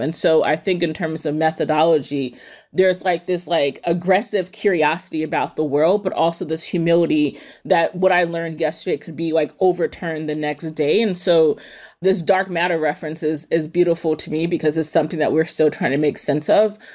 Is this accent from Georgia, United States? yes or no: no; East Palo Alto, California, United States; I grew up in East Palo Alto, which is a small city in the peninsula in Northern California